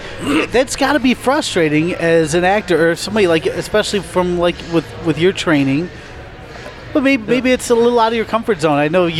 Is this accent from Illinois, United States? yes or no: yes; Chicago, Illinois, United States; and I'm from Chicago